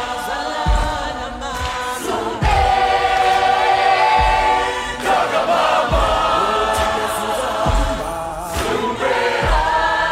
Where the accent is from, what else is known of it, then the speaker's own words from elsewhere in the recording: South Africa; as a South African